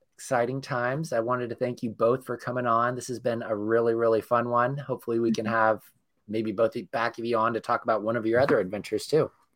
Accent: Northern California, United States; we're all from Northern California

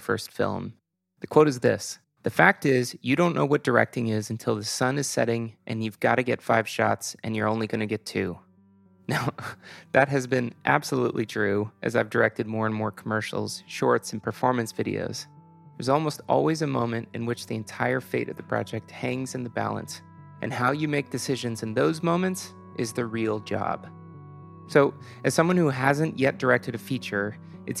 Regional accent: Houston, Texas, United States; We're both from Houston, Texas.

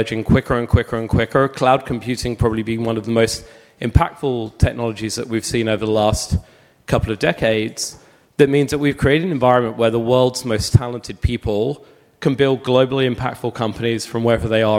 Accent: London, United Kingdom; also born or lived in United States; now in Sydney, Australia; I'm from London. I live in Sydney, but spend half my year in the US.

